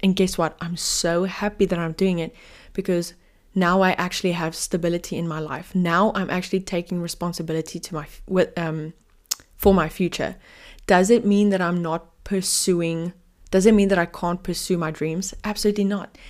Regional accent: Cape Town, Western Cape, South Africa; I'm from Cape Town, South Africa

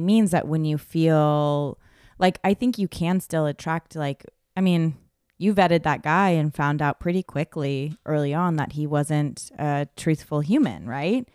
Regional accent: California, United States; I grew up in California, obviously, so my accent is, like, like, I'm a girl

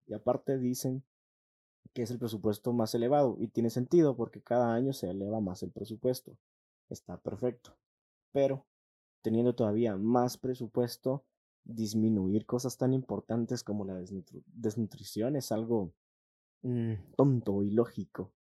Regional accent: Guatemala; somos guatemaltecos

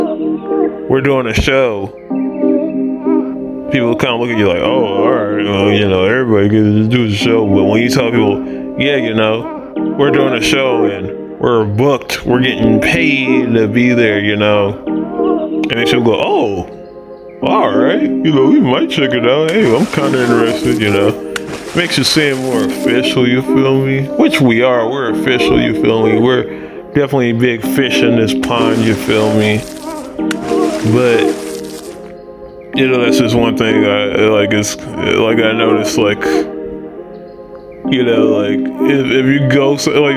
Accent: Houston, Texas, United States; because we're from Houston

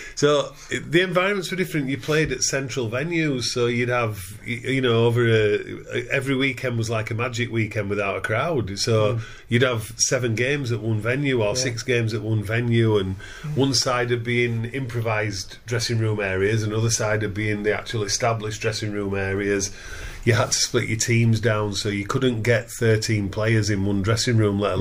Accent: Wakefield, Yorkshire and the Humber, United Kingdom; for Wakefield Trinity. So I signed for my hometown club.

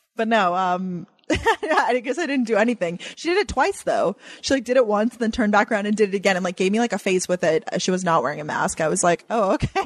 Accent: Long Island, New York, United States; now in New York City, United States; I growing up on Long Island

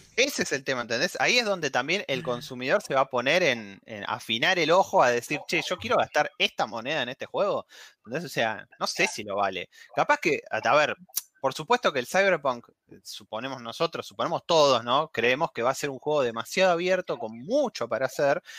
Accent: Argentina

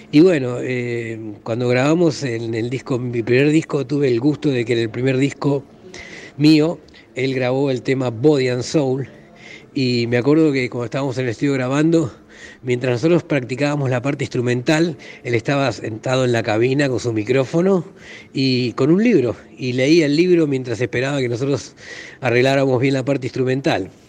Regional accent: Argentina

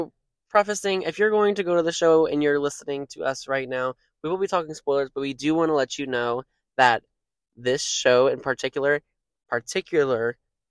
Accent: Houston, Texas, United States; we're from Houston. We have never lied about it. We are Houstonians.

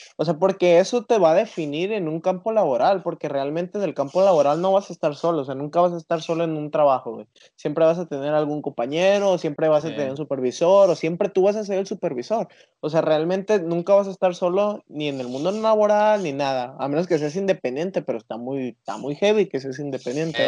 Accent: Mexico; nosotros como mexicanos

